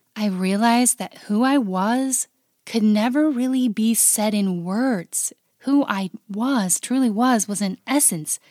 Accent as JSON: {"language": "English", "area": "the West", "region": "Utah", "country": "United States", "tie": "born or raised there", "moved": "as an adult", "said": "I was a true West born and bred in the West girl. I grew up on a ranch in the mountains."}